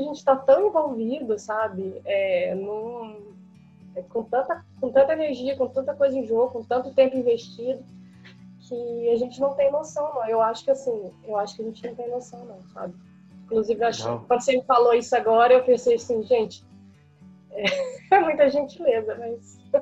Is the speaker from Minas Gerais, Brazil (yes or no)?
yes; Uberlândia, Minas Gerais, Brazil; eu sou de Uberlândia, sou de Minas, né, nascida e criada